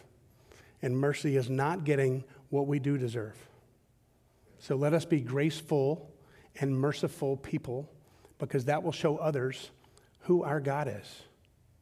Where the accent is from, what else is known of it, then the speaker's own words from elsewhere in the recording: Southern Georgia, United States; I grew up in Southern Georgia.